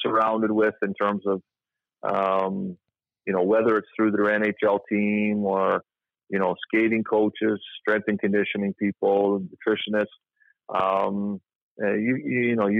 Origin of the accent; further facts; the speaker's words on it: Toronto, Ontario, Canada; I grew up in Toronto in the 80s